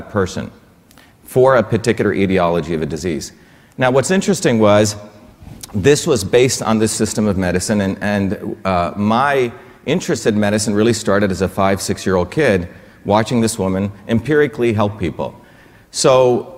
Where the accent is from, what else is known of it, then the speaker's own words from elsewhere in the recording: India; also born or lived in Bombay / a village in South India; now in United States; I grew up in India. You know, I was born in India, but I'm basically an all-American Indian in many ways